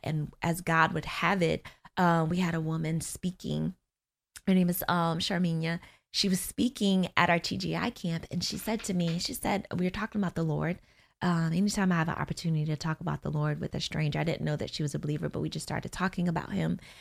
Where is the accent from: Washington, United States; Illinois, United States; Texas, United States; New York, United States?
New York, United States; Niagara Falls; also born or lived in Florida; now in Orlando, United States; I am from Niagara Falls, New York, born and raised there